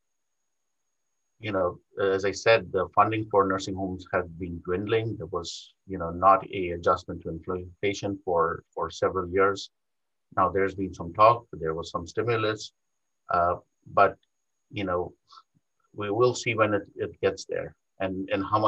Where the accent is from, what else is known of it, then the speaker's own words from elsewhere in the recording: India; moved away as an adult; also born or lived in New York; now in United States; I was not born in this country. I was born in India. I did my medical school training in India